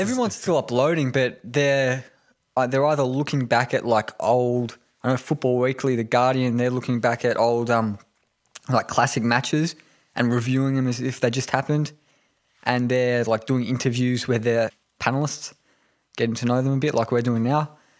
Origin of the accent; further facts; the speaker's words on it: Melbourne, Victoria, Australia; also born or lived in Tokyo, Japan; been in Melbourne my whole life northern suburbs